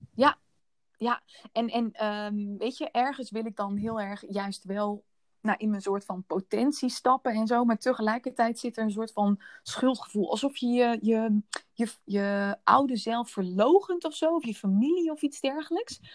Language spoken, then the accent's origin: Dutch; Netherlands; merkte ik dat ik nog heel Nederlands daarin was